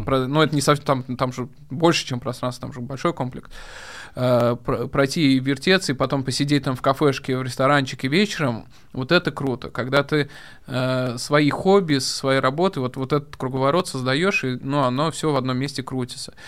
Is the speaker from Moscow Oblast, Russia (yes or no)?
no; Kazan, Tatarstan, Russia; moved away; also born or lived in Spain; Казань — это мой родной город